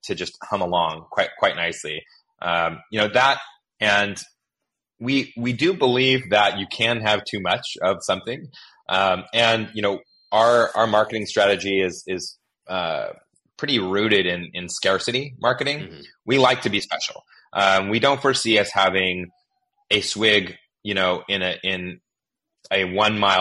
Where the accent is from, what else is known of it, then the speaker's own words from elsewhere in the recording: Willamette Valley, Oregon, United States; moved away; also born or lived in Northern California / Southern California; I grew up in the Willamette Valley in Oregon